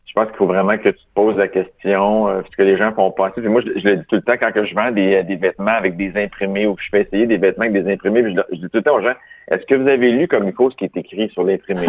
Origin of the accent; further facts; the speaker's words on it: Quebec, Canada; moi, je suis italien, québécois